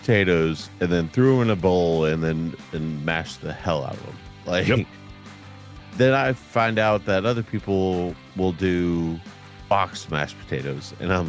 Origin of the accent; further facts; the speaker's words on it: the South, United States; I am from the South.